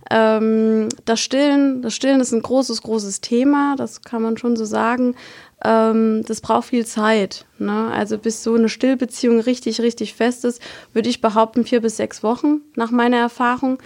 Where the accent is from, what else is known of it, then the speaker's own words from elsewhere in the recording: Kusel, Rhineland-Palatinate, Germany; komme aus dem schönen Kusel